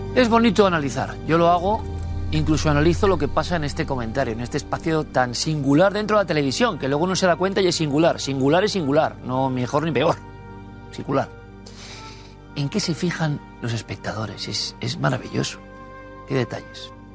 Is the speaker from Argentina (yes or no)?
no; Spain; como español